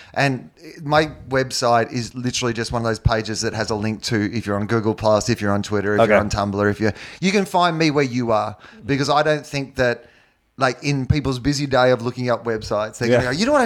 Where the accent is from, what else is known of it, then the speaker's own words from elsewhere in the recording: Australia; as an Australian